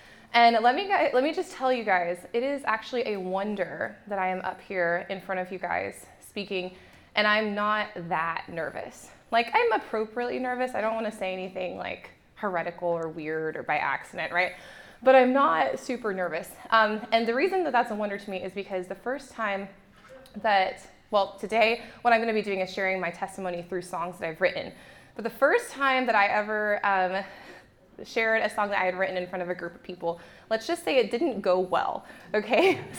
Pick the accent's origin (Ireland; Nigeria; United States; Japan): Japan; I grew up in Japan, so it's like the dollar store, but it's way better.